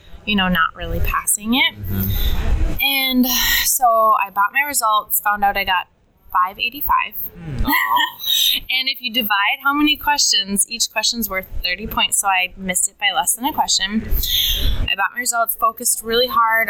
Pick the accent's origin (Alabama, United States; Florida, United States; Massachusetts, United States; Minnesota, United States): Minnesota, United States; also born or lived in New York City; I grew up in Minnesota